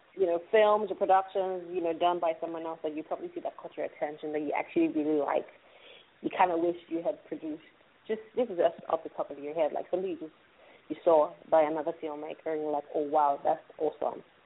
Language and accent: English; Nigeria; I'm a Nigerian